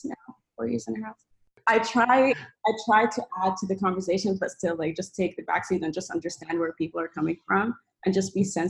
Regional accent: Saudi Arabia; also born or lived in Sudan; I am from Sudan, but I was born and raised in Saudi Arabia.

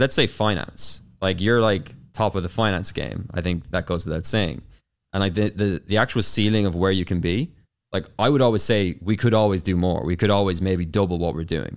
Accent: Carlow, Leinster, Ireland; accent: Irish; growing up in Ireland. So I'm Irish, of course, as you can tell from the, the accent

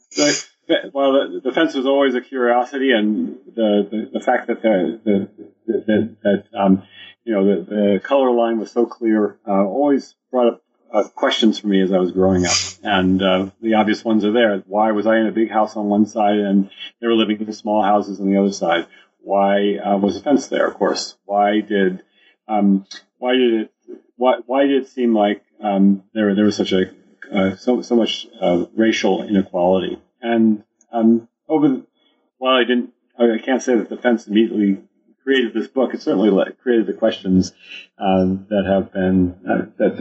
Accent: United States; I grew up in the United States

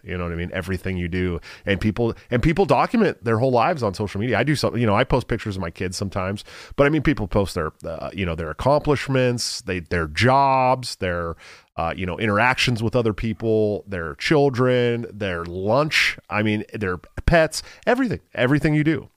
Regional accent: Bay Area, California, United States; I'm from California. I'm from the Bay Area

